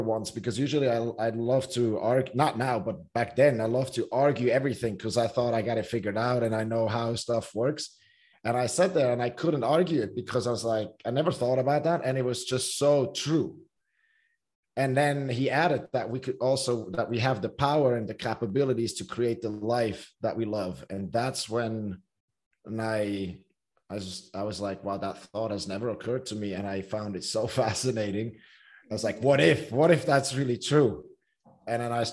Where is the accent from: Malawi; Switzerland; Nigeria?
Switzerland; growing up in Switzerland, swimming is not like a huge sport